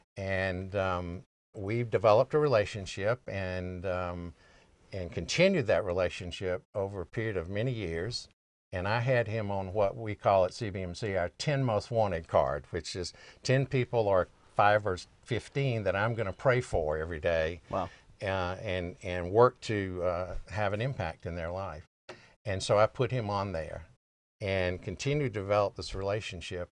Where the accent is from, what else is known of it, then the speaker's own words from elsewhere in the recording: the South, United States; I'm an American by birth and a Southerner by the grace of God